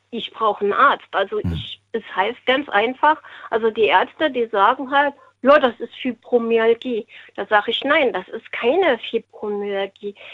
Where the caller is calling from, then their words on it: Westerburg, Rhineland-Palatinate, Germany; Ähm, aus Westerburg.